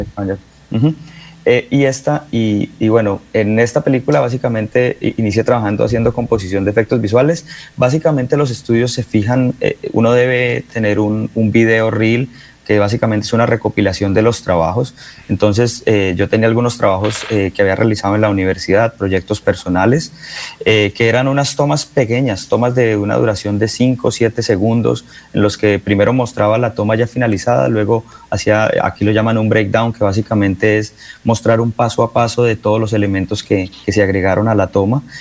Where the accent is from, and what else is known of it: Bucaramanga, Santander, Colombia; born or raised there; moved away as an adult; also born or lived in San Francisco; now in New York, United States